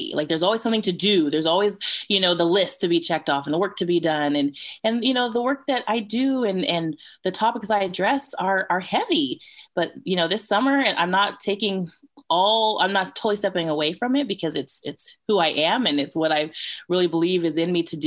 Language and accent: English; Bay Area, California, United States; also born or lived in outside Atlanta, Georgia; now in Atlanta, United States; I'm from the Bay Area, California, but currently live outside of Atlanta, Georgia.